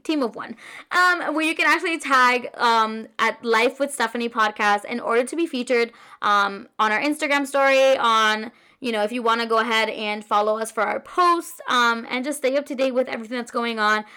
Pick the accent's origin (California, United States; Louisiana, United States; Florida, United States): Florida, United States; Orlando; also born or lived in Queens, New York; I've been a living in Orlando, Florida since I was pretty much, like, three or four years old